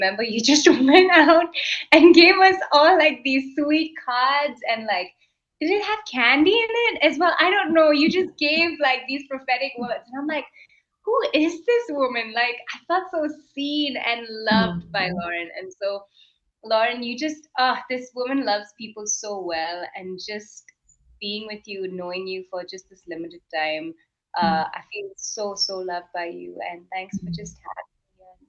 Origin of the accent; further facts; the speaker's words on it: Kuwait; The Middle East, I specifically grew up in Kuwait.